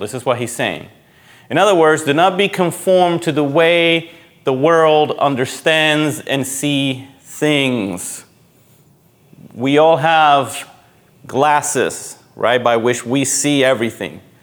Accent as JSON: {"language": "English", "country": "Puerto Rico", "tie": "born or raised there", "moved": "yes", "said": "when I grew up in Puerto Rico, my mom was a member of a cooperative."}